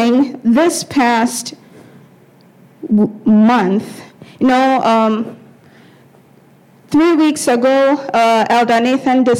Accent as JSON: {"language": "English", "country": "Ghana", "tie": "born or raised there", "said": "growing up in Ghana, and some of us who have grown up in Ghana, sometimes you go live with relatives, not your parents"}